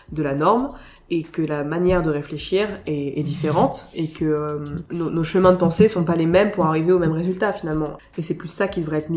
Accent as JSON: {"language": "French", "town": "Saint-Maur-des-Fossés", "region": "Île-de-France", "country": "France", "tie": "born or raised there", "also_born_or_lived": "Paris / Villecresnes", "said": "je suis née à Paris, j'ai grandi à Villecrène, une espèce de, de, banlieue très très lointaine et un peu campagne. Et puis après j'ai passé toute mon enfance à Saint-Maur-des-Fossés, en 94."}